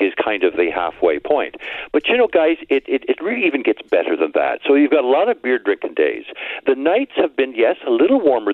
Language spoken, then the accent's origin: English; Windsor, Ontario, Canada; now in Barrie, Canada; I was born in Windsor, Ontario, which is the thunderstorm capital of Canada